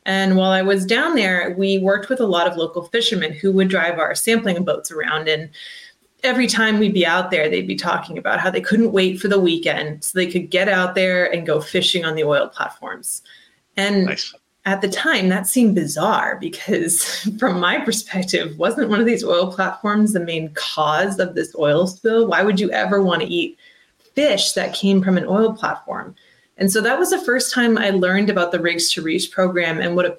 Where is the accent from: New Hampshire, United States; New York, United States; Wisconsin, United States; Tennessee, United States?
New Hampshire, United States; I'm originally from New Hampshire. I live there now.